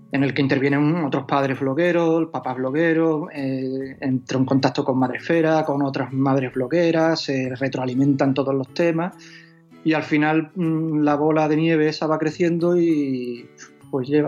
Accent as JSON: {"language": "Spanish", "town": "Huelva", "region": "Andalusia", "country": "Spain", "lives_now": "Seville, Spain", "said": "Yo en realidad tampoco soy de Sevilla, soy de Huelva, pero."}